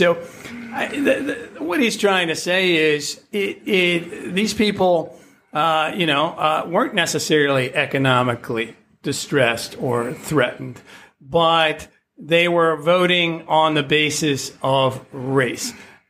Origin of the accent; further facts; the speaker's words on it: Indiana, United States; moved away; and I'm from Indiana.